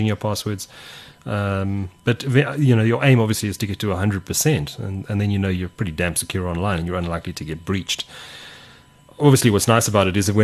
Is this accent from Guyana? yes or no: no; South Africa; as a South African